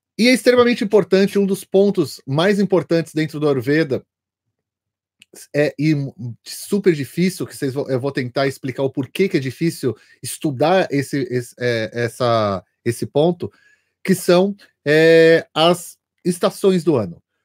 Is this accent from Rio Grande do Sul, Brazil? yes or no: no; São Paulo, Brazil; eu, como paulista, cheguei lá